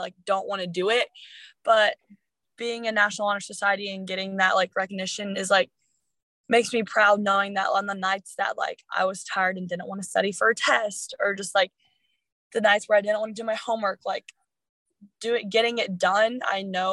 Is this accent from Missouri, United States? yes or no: no; Illinois, United States; we're from Illinois, you know, there's nothing fun around us